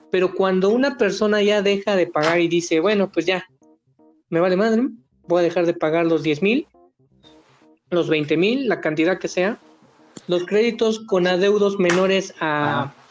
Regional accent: Mexico; Porque tengo derecho como mexicano a sacar un crédito

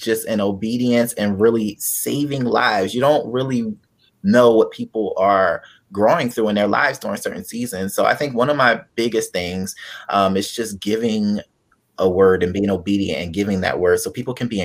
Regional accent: Delaware, United States; also born or lived in Pennsylvania; now in South Florida, United States; I am from Delaware. I was born in Pennsylvania, but I've been raised in Delaware.

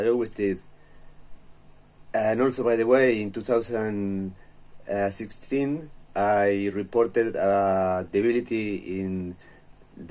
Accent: Uruguay; I'm from Uruguay, and I am the first information security professional that was sent to prison in my country

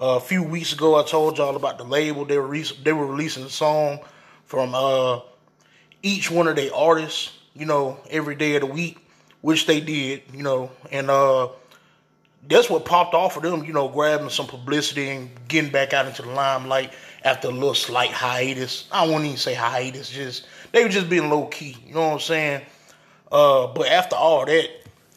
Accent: Phenix City, Alabama, United States; I'm from the South. I'm from a little bumfuck ass little, you know, area in Phoenix City

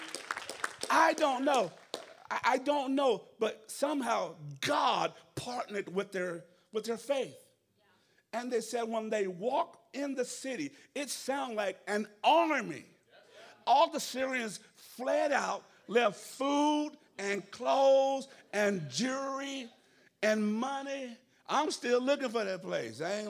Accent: the South, United States; I'm from the South

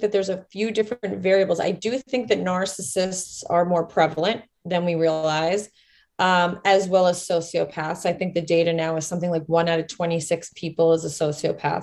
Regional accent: Rockland County, New York, United States; I grew up in Rockland County, New York

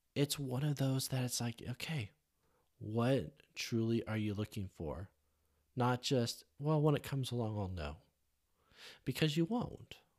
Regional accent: California, United States; growing up in California

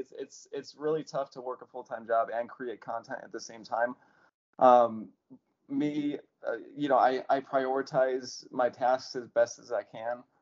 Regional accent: Las Vegas, Nevada, United States; I'm from Las Vegas, Nevada. So I'm in the United States right now.

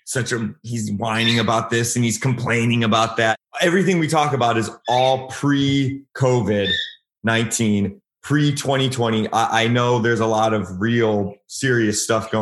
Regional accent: Cleveland, Ohio, United States; moved away; I'm from Cleveland originally.

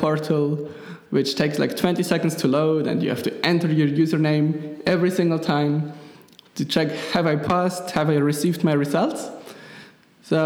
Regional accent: Switzerland; accent: Swiss German; first language Swiss German; English is a second language; my Swiss German is my native language

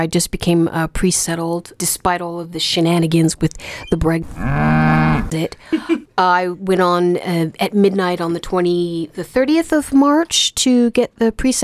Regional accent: United States; also born or lived in France; now in Manchester, United Kingdom; I'm American and French.

